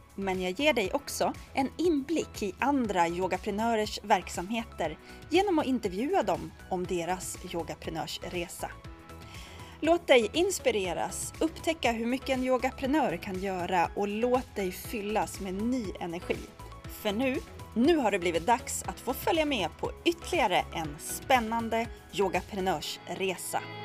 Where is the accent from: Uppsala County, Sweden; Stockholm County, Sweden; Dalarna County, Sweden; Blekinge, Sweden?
Stockholm County, Sweden; Rimbo; moved away; jag är från Rimbo